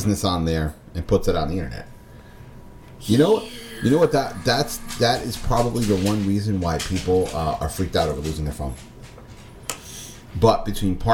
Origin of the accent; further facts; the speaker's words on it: Philadelphia, Pennsylvania, United States; moved away; Philly, which I consider my hometown